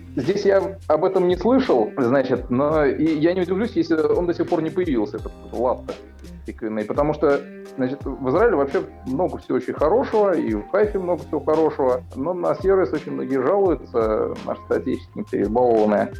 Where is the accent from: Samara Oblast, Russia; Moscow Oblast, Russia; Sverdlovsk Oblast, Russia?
Samara Oblast, Russia; moved away as an adult; now in Haifa, Israel; мне как уроженцу Самарской области